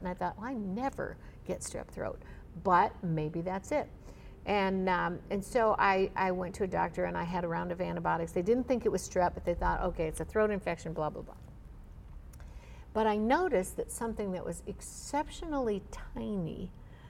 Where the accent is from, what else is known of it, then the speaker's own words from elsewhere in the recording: Florida, United States; I'm from Florida